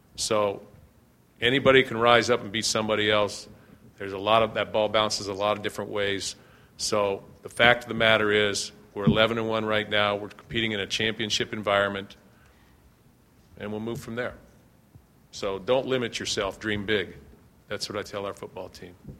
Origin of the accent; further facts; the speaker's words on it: Ohio, United States; moved away; I'm from Ohio.